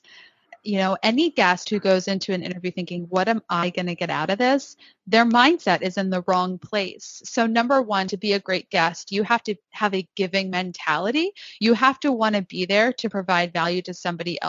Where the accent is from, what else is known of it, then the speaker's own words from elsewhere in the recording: Northeast, United States; I am from the Northeast. I talk very fast